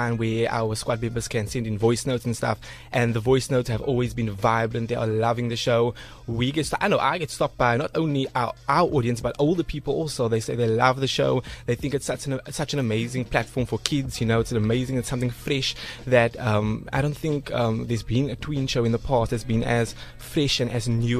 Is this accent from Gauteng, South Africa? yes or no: no; Cape Town, Western Cape, South Africa; I am from Cape Town. Sunny, beautiful Cape Town.